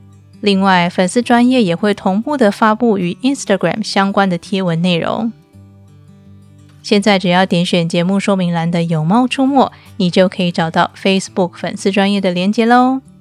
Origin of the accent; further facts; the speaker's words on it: Taiwan; moved away as an adult; now in Turkey; 收听我节目一阵子的你可能知道，我是从台湾嫁到土耳其来，在土耳其的生活，我几乎都是用信用卡付账